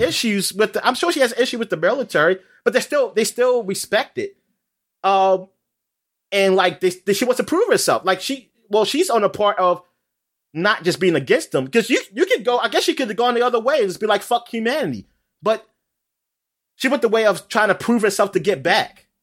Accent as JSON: {"language": "English", "country": "United States", "said": "I'm an American"}